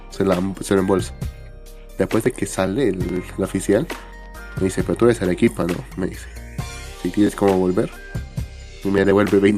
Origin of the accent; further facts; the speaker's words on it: Bolivia; Dice, pero porque, porque soy boliviano.